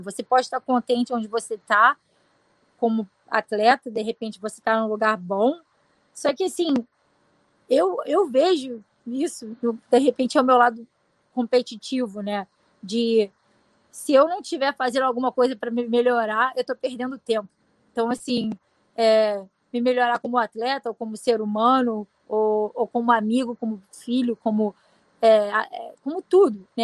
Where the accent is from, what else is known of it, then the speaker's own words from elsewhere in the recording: Rio de Janeiro, Brazil; now in United States; eu sou brasileira, sou carioca